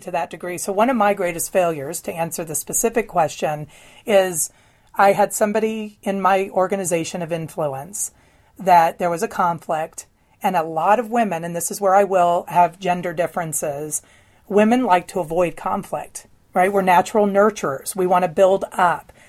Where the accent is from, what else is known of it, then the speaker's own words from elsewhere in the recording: the Bible Belt, United States; I was raised in the Bible Belt